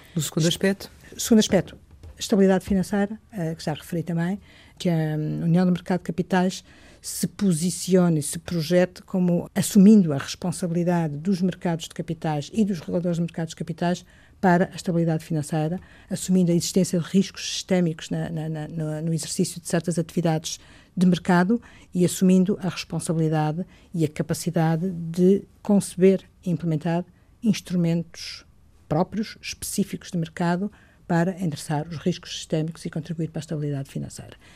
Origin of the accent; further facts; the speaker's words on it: Coimbra, Centro, Portugal; Coimbra, como sabem, é a minha cidade, onde nasci, eh, cresci, eh, estudei.